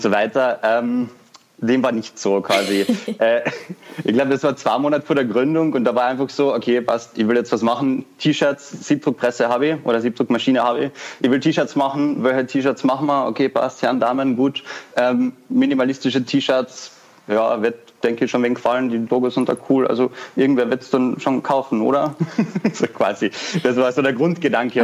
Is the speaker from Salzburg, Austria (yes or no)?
no; Vienna, Austria; ich komme aus Wien, bin 21 Jahre alt